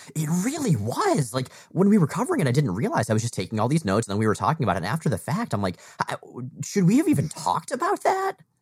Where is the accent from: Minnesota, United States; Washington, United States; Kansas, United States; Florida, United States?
Florida, United States; moved away; we both grew up in Florida